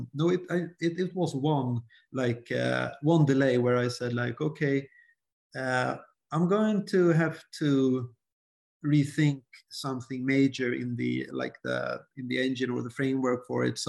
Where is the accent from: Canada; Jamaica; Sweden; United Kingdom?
Sweden; English is a second language; I start second guessing my English, you know, since I'm from Sweden